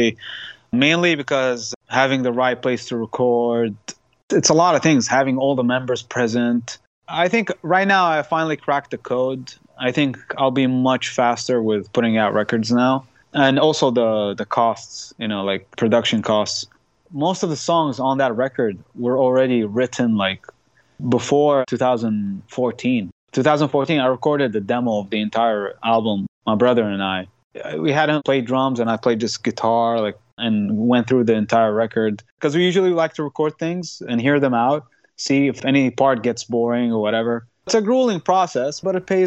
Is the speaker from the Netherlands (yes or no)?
no; Qatif, Eastern Province, Saudi Arabia; also born or lived in Khobar; I'm actually from Qatif. That's my hometown.